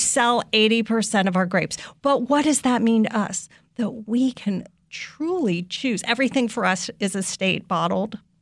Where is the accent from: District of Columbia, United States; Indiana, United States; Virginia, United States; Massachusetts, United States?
District of Columbia, United States; Washington; also born or lived in California / San Francisco; I grew up in Washington, D C, 'cause I spent most of my years end in, up here in Washington, D C